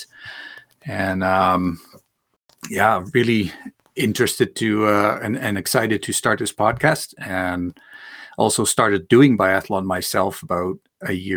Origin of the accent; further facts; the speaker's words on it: Netherlands; moved away; I grew up in Holland.